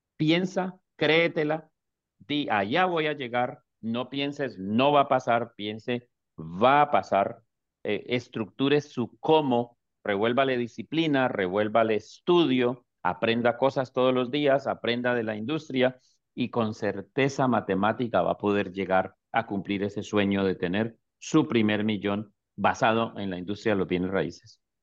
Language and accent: Spanish; Colombia; moved away as an adult; now in Houston, United States; soy colombiano